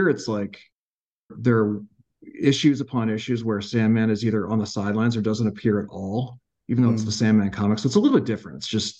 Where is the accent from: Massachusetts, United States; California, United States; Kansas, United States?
Massachusetts, United States; I grew up in Massachusetts, so I'm pretty familiar.